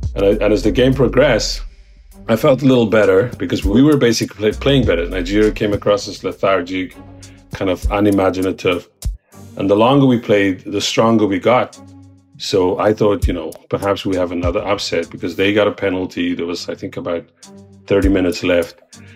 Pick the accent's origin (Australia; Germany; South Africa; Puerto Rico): South Africa; now in New York City, United States; I'm South African